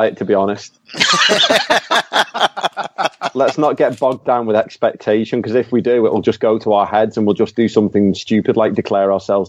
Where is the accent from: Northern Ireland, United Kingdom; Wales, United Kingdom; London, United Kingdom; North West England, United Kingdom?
North West England, United Kingdom; Skelmersdale; I'm from Skem.